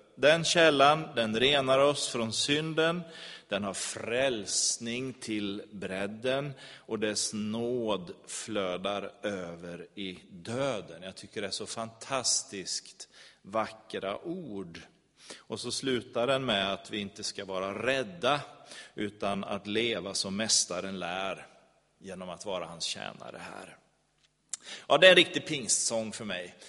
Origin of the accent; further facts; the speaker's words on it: Sweden; som svensk